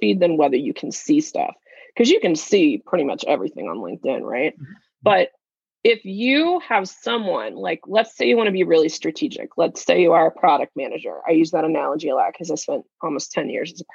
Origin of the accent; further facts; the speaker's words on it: Kansas, United States; I'm from Kansas